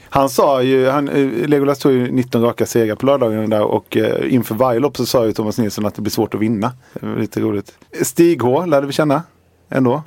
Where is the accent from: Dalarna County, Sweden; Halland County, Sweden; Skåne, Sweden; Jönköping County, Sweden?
Halland County, Sweden; Halmstad; hemma i Halmstad